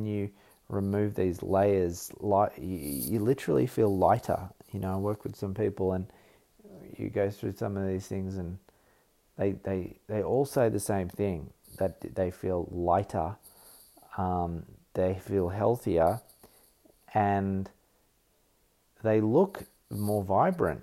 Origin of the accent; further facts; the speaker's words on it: Australia; I am Australian